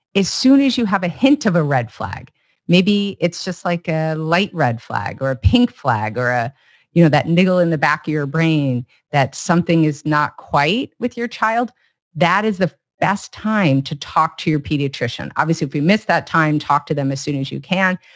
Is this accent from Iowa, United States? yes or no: yes; Iowa, United States; now in California, United States; I grew up in Iowa